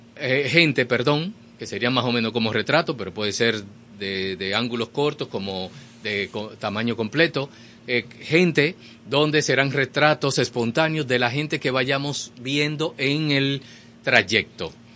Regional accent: Dominican Republic; todos somos dominicanos

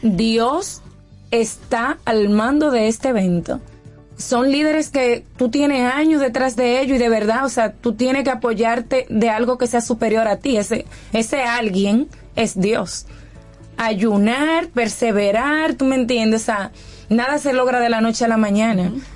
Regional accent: Dominican Republic; moved away as an adult; cuando me fui de República Dominicana

